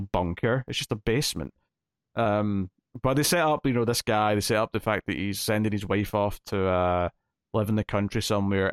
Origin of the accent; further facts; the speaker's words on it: Scotland, United Kingdom; I'm Scottish, I'm not English